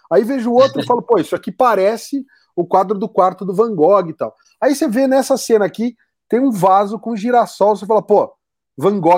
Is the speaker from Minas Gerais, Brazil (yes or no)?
no; São Paulo, Brazil; eu sou do interior de São Paulo e fui estudar em São Paulo, né? Na capital.